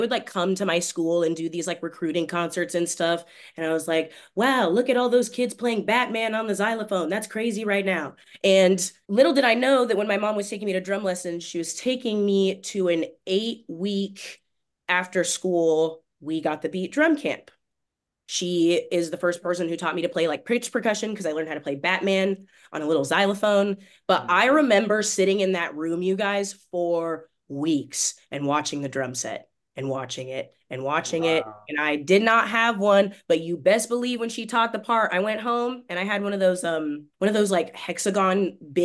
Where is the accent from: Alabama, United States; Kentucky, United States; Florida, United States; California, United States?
California, United States; Clovis; also born or lived in Fresno, California; now in Orange County, United States; the house that I grew up in Clovis